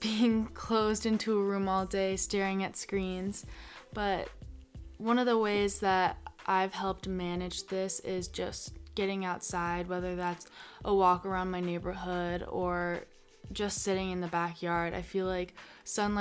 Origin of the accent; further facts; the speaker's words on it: Arizona, United States; growing up in Arizona my whole life